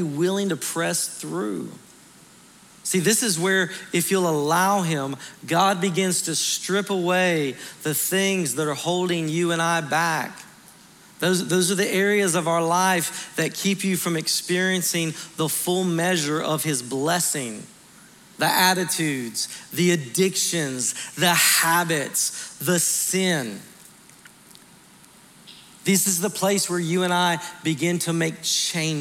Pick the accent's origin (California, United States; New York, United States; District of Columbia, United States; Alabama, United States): Alabama, United States; Montgomery; moved away; my hometown of Montgomery, Alabama